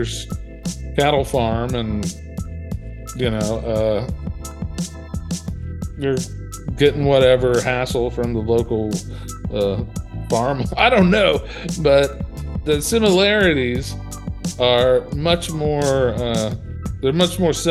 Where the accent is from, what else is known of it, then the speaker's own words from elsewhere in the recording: Appalachia, and the Dayton, Ohio region, Eastern Kentucky, United States; moved away; also born or lived in Cincinnati, Ohio; I grew up in Eastern Kentucky, Appalachia, and the Dayton, Ohio region.